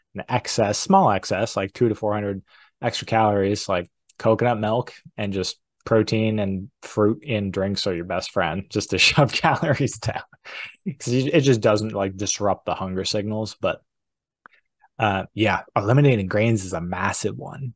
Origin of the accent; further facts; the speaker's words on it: New Hampshire, United States; I grew up in New Hampshire